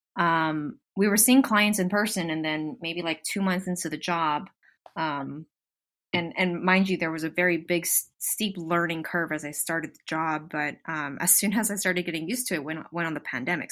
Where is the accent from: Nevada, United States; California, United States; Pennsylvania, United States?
California, United States; Southern; I'm born and raised in Southern California, so yes, I'm definitely from here.